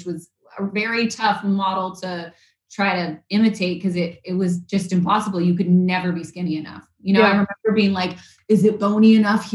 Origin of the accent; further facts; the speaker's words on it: Vancouver, British Columbia, Canada; I grew up in Vancouver, Canada